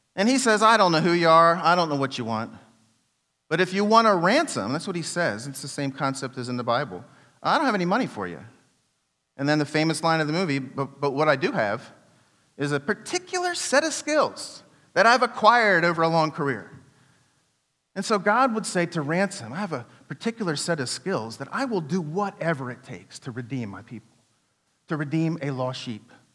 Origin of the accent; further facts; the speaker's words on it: United States; I'm from Washington